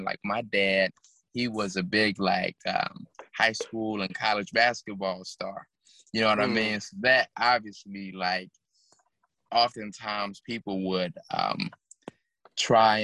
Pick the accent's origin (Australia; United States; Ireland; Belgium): United States; Chicago, Illinois; also born or lived in Minnesota; I'm from Chicago